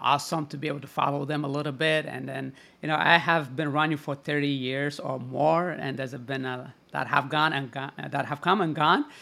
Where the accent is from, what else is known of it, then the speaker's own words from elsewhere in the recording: United States; also born or lived in Italy; growing up in the United States